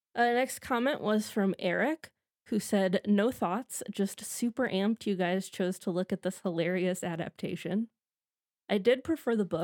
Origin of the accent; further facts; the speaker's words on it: Midwest, United States; as am